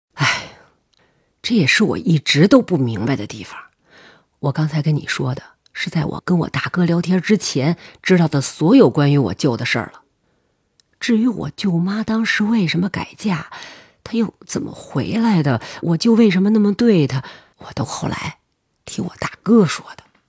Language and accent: Chinese; Urumqi, Xinjiang, China; moved away; 我老家在甘肃。我从小生在新疆